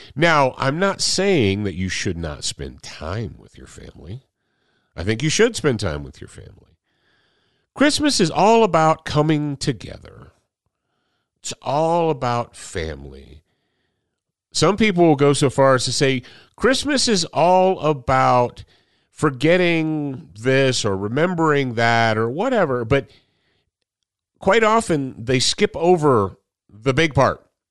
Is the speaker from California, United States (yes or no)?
no; Michigan, United States; moved away; we grew up in Michigan when I was a little kid. When I was a little kid and was in elementary school and junior high and so forth, we were in Michigan